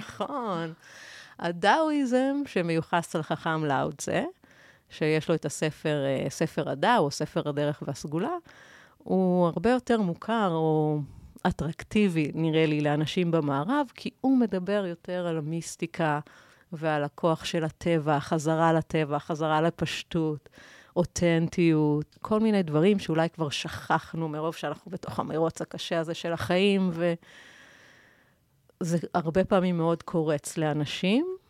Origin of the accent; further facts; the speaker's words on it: Israel; אנחנו כיהודים ישראלים